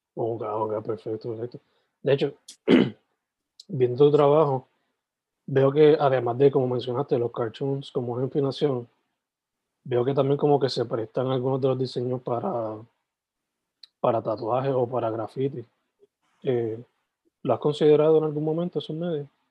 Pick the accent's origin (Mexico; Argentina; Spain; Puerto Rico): Puerto Rico; Sabana Grande; also born or lived in San Germán; Yo soy original de Sabana Grande, San Germán, pero ah, me crié, ¿sabes? Me crié todo ese tiempo ahí